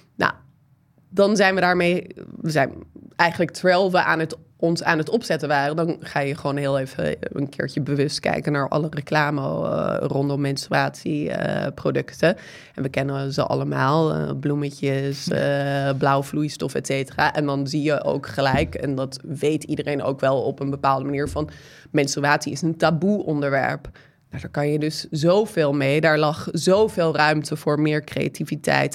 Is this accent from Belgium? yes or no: no; United States; Dutch is a second language; now in Netherlands; Ik ben Amerikaanse, dat horen jullie misschien een beetje aan mijn stem en soms mijn de en het gebruik